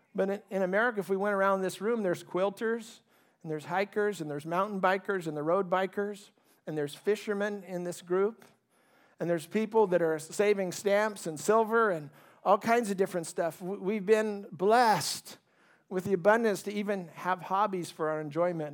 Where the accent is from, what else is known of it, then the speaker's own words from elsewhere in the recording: California, United States; also born or lived in Ohio; we migrated to California when I was four years old. I grew up in a very middle-class family